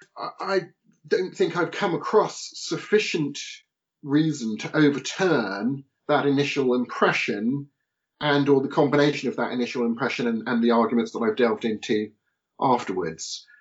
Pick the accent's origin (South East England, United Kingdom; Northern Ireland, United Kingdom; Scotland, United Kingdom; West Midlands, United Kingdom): South East England, United Kingdom; Portsmouth; born and raised in Portsmouth